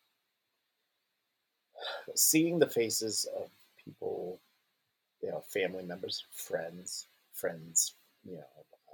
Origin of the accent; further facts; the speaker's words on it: a little town in New Hampshire, United States; also born or lived in Portland, Maine; I moved from Portland, Maine to a little town in New Hampshire